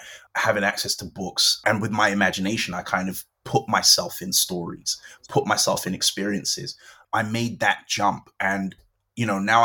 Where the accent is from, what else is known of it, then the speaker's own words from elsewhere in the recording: London, United Kingdom; I grew up in Brixton in South London